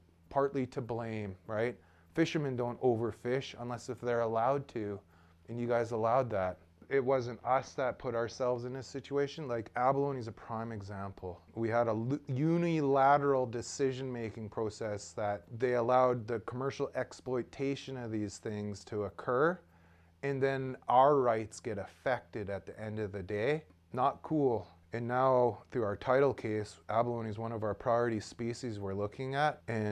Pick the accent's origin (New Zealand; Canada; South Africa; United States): Canada; Haida Gwaii, British Columbia; born and raised here on Haida Gwaii